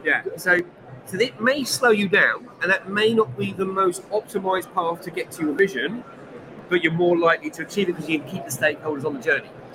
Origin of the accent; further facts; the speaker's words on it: Bracknell, South East England, United Kingdom; the streets I grew up in Bracknell